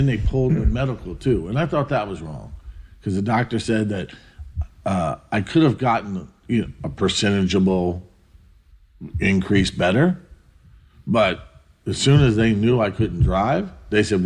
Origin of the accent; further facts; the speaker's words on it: East Coast, United States; moved away as an adult; also born or lived in Ventura, California; now in California, United States; I come from the East Coast